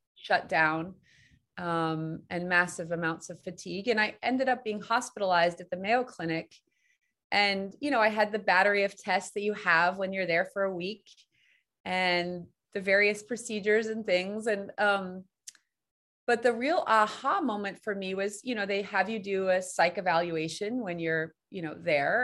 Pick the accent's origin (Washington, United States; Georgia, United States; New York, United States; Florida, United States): New York, United States; New York City; I grew up in Manhattan on the 11th floor.